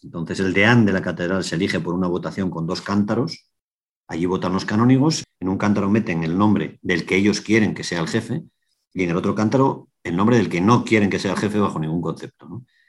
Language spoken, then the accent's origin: Spanish; Asturias, Spain; soy periodista, soy asturiano